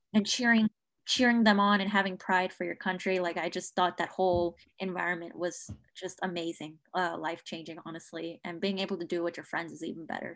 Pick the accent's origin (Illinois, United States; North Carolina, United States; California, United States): North Carolina, United States; Chapel Hill; now in Durham, United States; from Chapel Hill, North Carolina